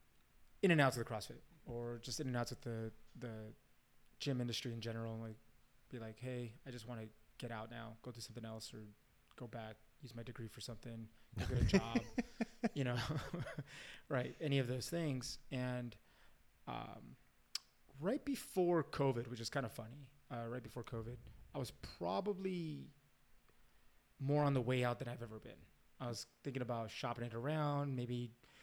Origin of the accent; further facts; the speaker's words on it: California, United States; we're from California